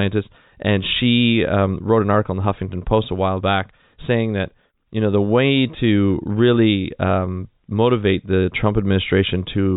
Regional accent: Canada; I'm a Canadian citizen

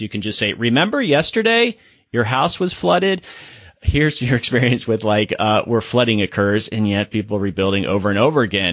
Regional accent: Florida, United States; I'm, I'm from Florida

